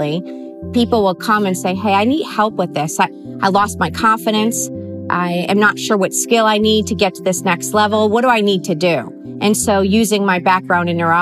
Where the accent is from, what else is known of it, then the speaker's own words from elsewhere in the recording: Connecticut, United States; now in Arizona, United States; I grew up actually in Connecticut